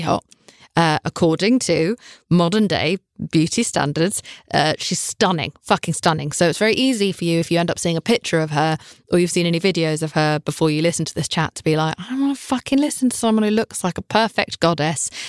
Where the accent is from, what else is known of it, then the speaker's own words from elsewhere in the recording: United Kingdom; I'm British.